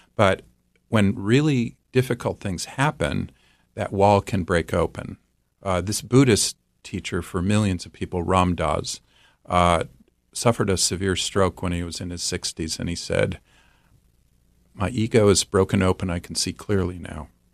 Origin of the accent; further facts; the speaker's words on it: Midwest, United States; I'm from the Midwest